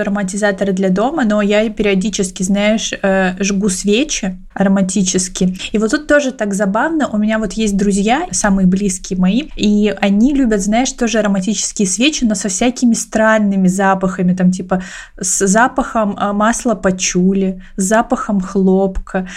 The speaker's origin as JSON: {"language": "Russian", "region": "Siberia", "country": "Russia", "said": "я из Сибири, у меня у бабушки с дедушкой есть баня, и мы в детстве периодически туда ездили каждые выходные"}